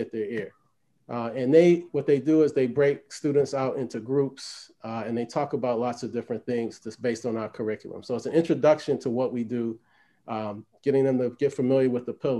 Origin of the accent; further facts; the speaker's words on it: Baltimore, Maryland, United States; I grew up in Baltimore